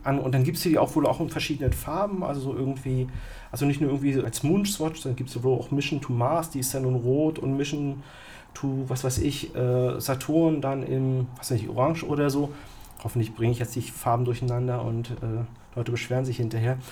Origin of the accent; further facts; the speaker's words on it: East Germany, Germany; als Kind im Osten